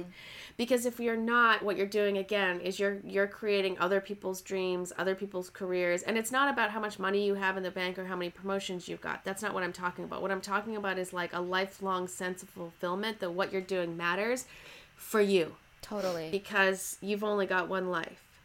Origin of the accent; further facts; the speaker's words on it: Canada; moved away as an adult; also born or lived in Toronto / Oxford; now in Los Angeles, United States; I'm Canadian and I moved down to Los Angeles.